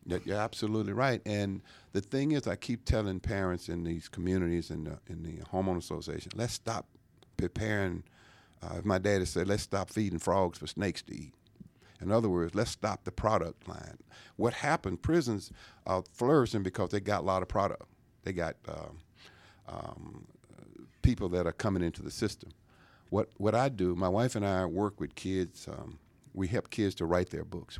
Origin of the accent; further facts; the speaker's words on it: Louisiana, United States; now in Georgia, United States; growing up in Louisiana